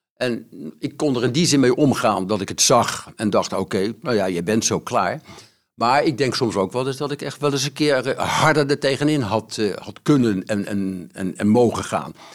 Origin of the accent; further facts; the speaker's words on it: The Hague, South Holland, Netherlands; geboren in Den Haag.